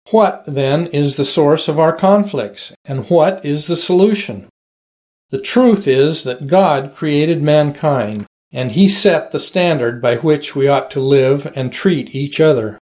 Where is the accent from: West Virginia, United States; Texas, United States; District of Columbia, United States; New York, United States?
District of Columbia, United States; Washington; I grew up in Washington, D.C., back when we still had racial segregation